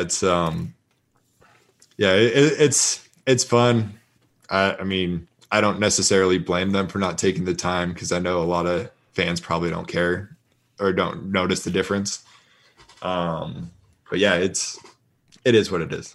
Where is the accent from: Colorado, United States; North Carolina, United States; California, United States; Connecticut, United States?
Colorado, United States; now in Las Vegas, United States; I'm from Colorado, so I went back there for a couple weeks